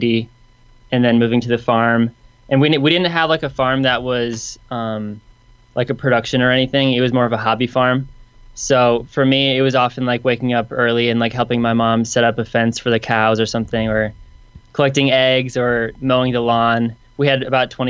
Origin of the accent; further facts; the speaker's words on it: Michigan, United States; now in Nashville, United States; I'm from Michigan